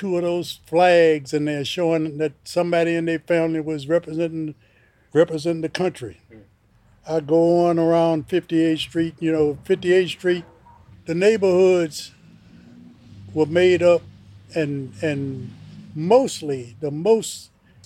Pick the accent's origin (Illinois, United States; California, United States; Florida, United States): Illinois, United States; Chicago; also born or lived in Mississippi; I was born in 1937 in Mississippi, and I was raised in Chicago, Illinois. I came to Chicago when I was 2.